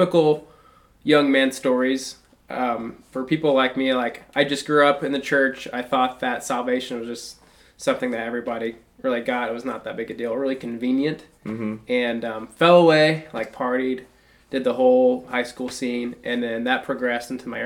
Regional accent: Shelbyville, Illinois, United States; now in Carbondale, United States; So I'm from Illinois. I grew up in a little town called Shelbyville

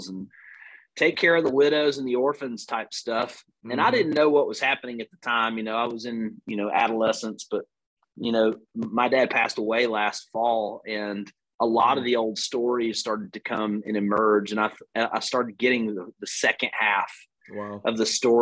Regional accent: Northwest Alabama, United States; accent: Southern; I'm an Alabama boy, born and raised. You can tell by the long vowel sounds in my accent

